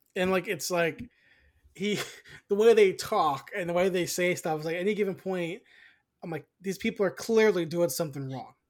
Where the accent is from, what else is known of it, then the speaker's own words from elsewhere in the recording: United States; we're American